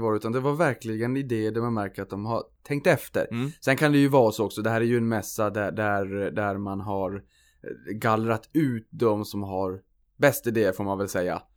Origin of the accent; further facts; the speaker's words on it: Norrland, Sweden; jag är norrlänning